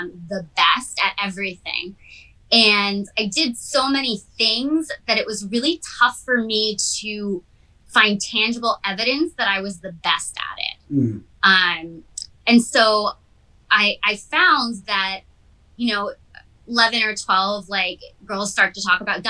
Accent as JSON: {"language": "English", "region": "Massachusetts", "country": "United States", "also_born_or_lived": "California", "moved": "yes", "lives_now": "Redondo Beach, United States", "said": "I lived on the East Coast, so I'm from Massachusetts"}